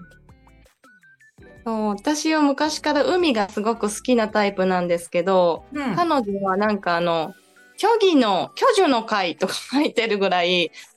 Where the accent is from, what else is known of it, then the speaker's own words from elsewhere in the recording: Ehime, Japan; moved away as an adult; 愛媛出身なんですね、私。